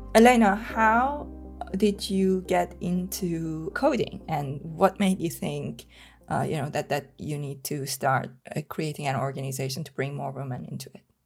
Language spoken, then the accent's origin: English; Tehran, Tehran Province, Iran; moved away; I was born and brought up in Tehran, in Iran